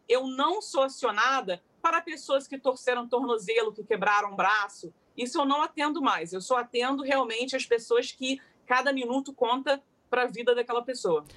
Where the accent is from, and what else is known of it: Rio de Janeiro, Brazil; moved away as an adult; now in London, United Kingdom